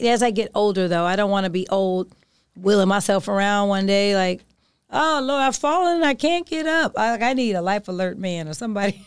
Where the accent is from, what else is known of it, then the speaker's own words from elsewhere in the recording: Oakland, California, United States; I'm from Oakland.